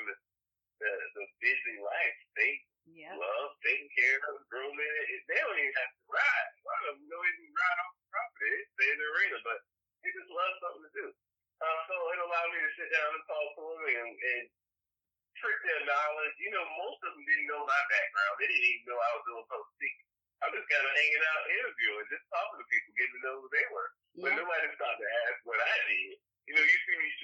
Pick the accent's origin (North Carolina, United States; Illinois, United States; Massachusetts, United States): North Carolina, United States; moved away as an adult; North Carolina